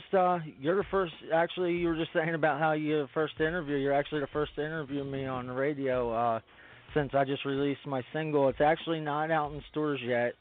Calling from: Spring City, Pennsylvania, United States; I'm calling from Spring City, PA, uh, right outside of Philly

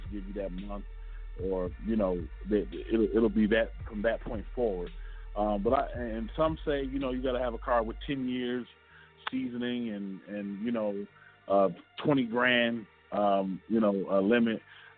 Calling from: Detroit, Michigan, United States; I'm calling from Detroit.

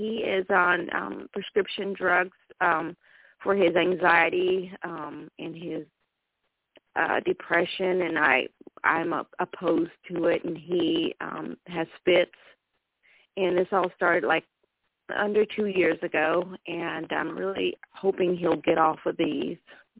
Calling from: Charlotte, North Carolina, United States

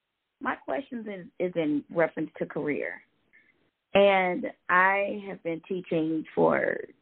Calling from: Georgia, United States

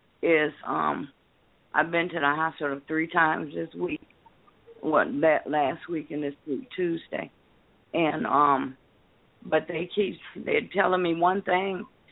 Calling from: Detroit, Michigan, United States; I'm from Detroit, Michigan.

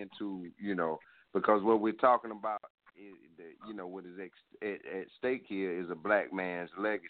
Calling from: Columbia, South Carolina, United States; I am calling from South Carolina

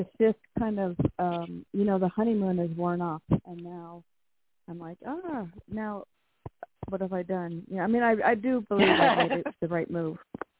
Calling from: Washington, United States; from Washington.

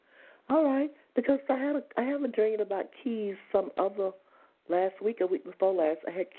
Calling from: Georgia, United States

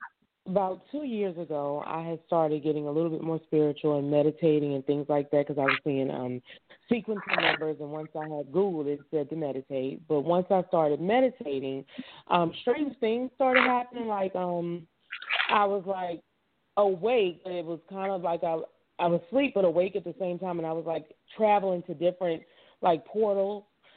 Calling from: Florida, United States; I'm calling from Florida.

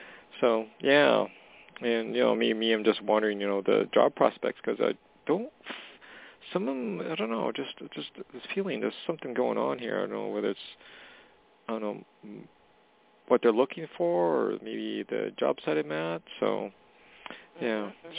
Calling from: Canada; Hey, Jorianne. It's … from Canada.

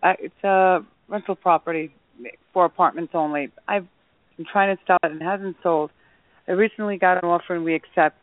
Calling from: New York, United States; I'm calling from New York.

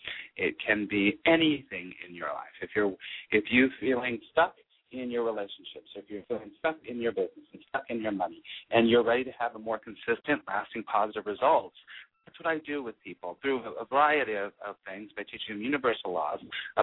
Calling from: California, United States; I am calling from California

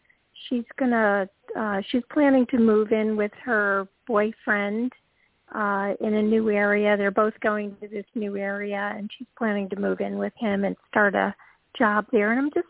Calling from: Georgia, United States; … from Georgia.

